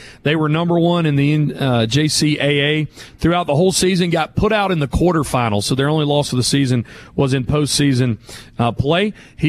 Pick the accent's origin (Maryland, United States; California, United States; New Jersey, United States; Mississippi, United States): Mississippi, United States; Hattiesburg; growing up in Hattiesburg